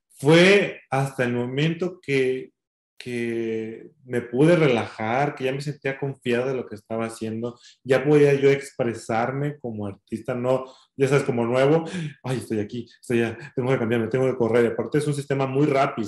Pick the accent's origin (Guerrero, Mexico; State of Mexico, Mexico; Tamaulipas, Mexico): Guerrero, Mexico; San Jerónimo de Juárez; moved away as an adult; also born or lived in Acapulco; now in Colorado, United States; yo salí de mi pueblo, soy de San Jerónimo de Juárez Guerrero, eh, un pueblito hermoso, y después me fui a la ciudad de Acapulco a estudiar mi carrera